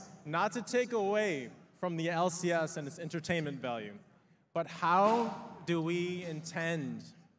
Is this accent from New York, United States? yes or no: no; Detroit, Michigan, United States; I'm from Detroit, Michigan.